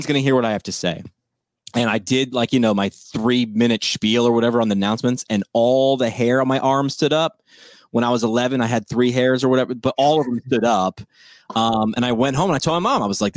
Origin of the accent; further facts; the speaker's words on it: New York, United States; where I grew up in New York